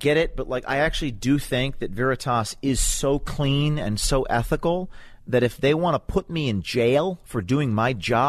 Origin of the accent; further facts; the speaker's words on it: Hudson Valley, New York, United States; I'm from the Hudson Valley.